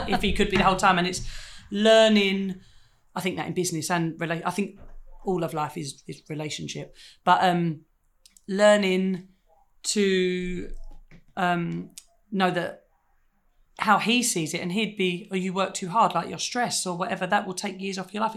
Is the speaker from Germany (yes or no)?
no; United Kingdom; being British